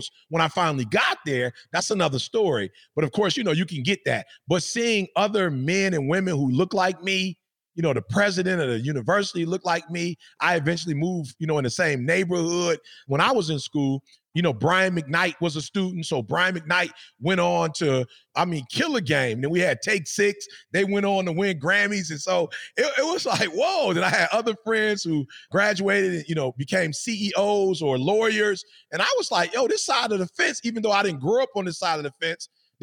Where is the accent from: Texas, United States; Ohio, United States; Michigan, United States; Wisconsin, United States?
Michigan, United States; Detroit; I'm from Detroit.